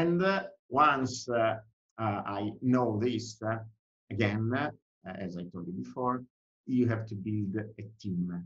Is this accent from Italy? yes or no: yes; Italy; accent: Italian; English is a second language; I'm Italian, I didn't say that, but probably you can imagine from my accent.